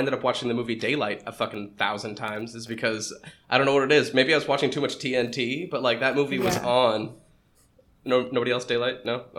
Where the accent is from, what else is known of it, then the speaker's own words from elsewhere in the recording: New Hampshire, United States; I'm not from Boston, but I'm like north of Boston in New Hampshire.